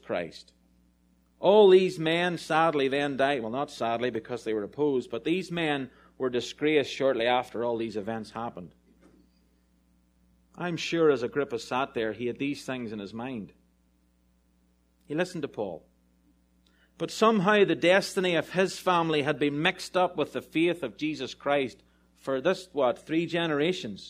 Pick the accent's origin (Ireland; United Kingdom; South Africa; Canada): Ireland; I'm really Irish